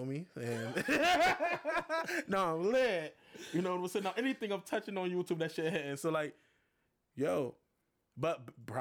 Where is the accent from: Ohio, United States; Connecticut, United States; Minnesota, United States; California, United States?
Connecticut, United States; Hartford; I'm from Hartford